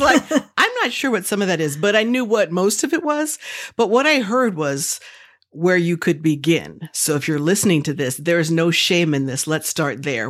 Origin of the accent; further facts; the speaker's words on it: the South, United States; I'm from the South, and we don't tell people's age if they don't say so